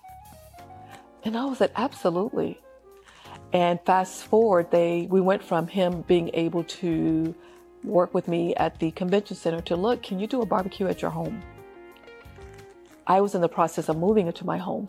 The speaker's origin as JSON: {"language": "English", "region": "Louisiana", "country": "United States", "tie": "born or raised there", "said": "my home state of Louisiana"}